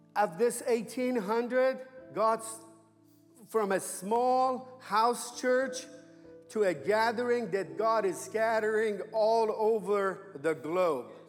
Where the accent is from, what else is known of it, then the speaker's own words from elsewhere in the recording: Iran; moved away as an adult; now in United States; I was born and raised in Iran